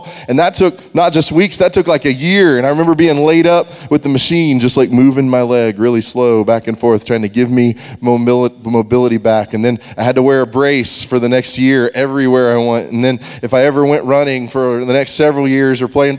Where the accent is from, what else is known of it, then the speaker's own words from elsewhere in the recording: Texas, United States; We grew up in Texas